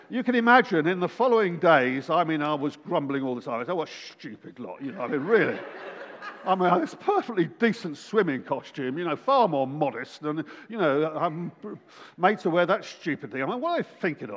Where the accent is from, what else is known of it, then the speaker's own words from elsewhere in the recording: England, United Kingdom; we're from England